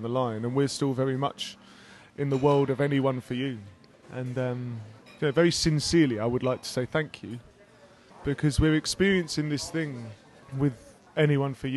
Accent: England, United Kingdom; I'm just an English dude

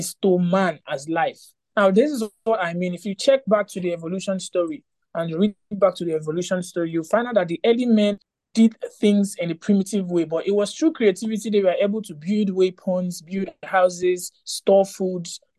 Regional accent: Port Harcourt, Rivers State, Nigeria; I'm from Port Harcourt.

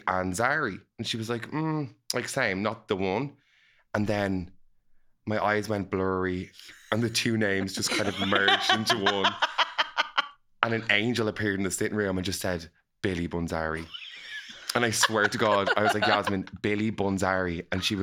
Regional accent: Dublin, Leinster, Ireland

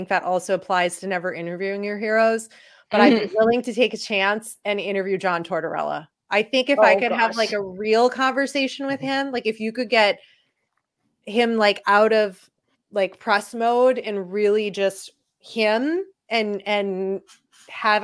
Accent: Chicago, Illinois, United States; I'm from Chicago too. And I'm Polish too

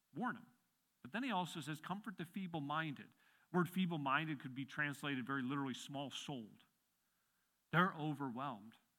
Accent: Midwest, United States; now in Pennsylvania, United States; I grew up in the Midwest

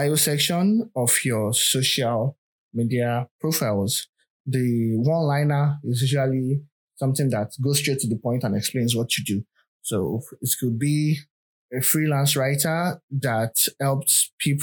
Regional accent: Nigeria; I'm a Nigerian

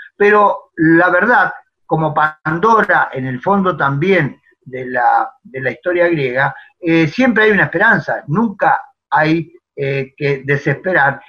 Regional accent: La Pampa, Argentina; also born or lived in Buenos Aires; Estoy en La Pampa, de donde soy oriundo, pampeano, nacido y criado

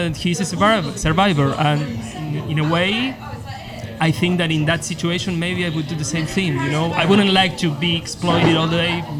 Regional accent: Argentina; from Argentina.

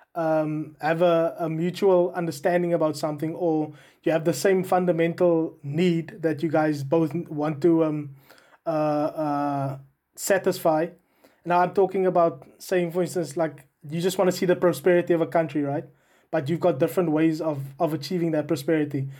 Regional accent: South Africa; now in United Kingdom

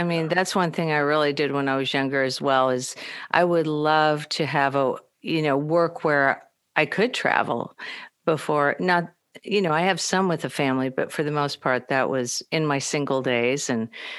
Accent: Midwest, United States; I know we're both from the Midwest

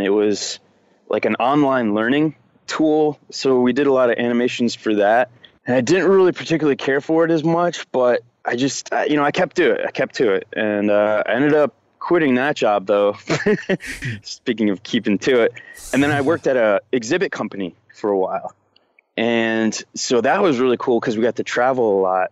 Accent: Rochester, New York, United States; born or raised there

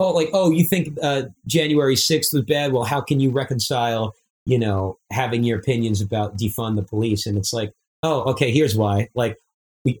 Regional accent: Long Island, New York, United States; growing up on Long Island myself

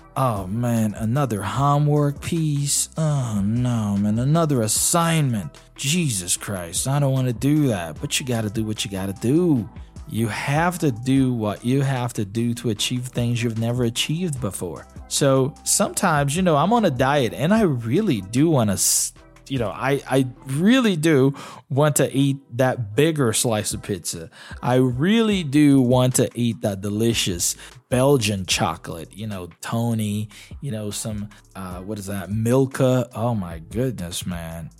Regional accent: Brazil; first language Portuguese; English is a second language; I'm Brazilian. Portuguese is my mother tongue

